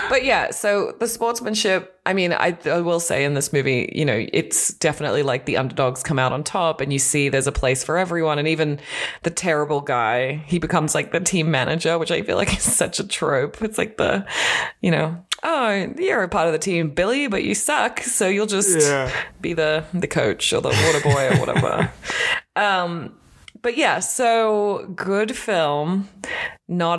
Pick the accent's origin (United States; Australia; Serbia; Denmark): Australia; moved away; I'm Australian, as you can tell if you've listened to any podcast or the sound of my voice